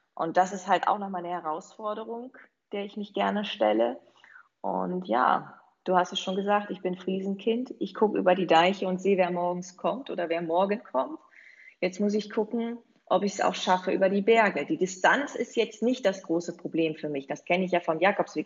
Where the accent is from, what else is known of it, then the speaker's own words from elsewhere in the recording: East Frisia, Lower Saxony, Germany; Ich komme ja von der holländischen Grenze aus Ostfriesland ursprünglich